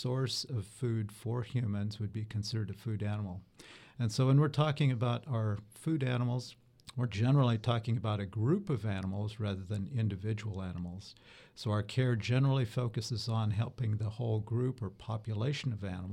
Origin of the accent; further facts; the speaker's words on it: southwest Wyoming, United States; moved away as an adult; also born or lived in Utah / Colorado / Davis, California; now in Florida, United States; I'm from a small town of about 2,000 people in the southwest of Wyoming. And I grew up in a beef cattle producing and sheep producing area of that state.